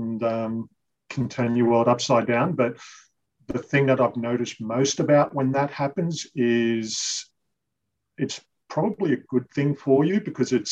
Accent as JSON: {"language": "English", "area": "Western Sydney, Forster-Tuncurry", "region": "New South Wales", "country": "Australia", "tie": "born or raised there", "lives_now": "Terrigal, Australia", "said": "I was born in Western Sydney, lived there for quite a few years of my childhood and moved up to the New South Wales mid-north coast, a place called Foster Tuncurry"}